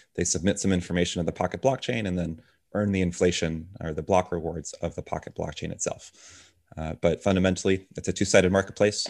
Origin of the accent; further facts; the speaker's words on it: Tampa, Florida, United States; also born or lived in Dominican Republic; moved over here to Tampa, Florida when I was two years old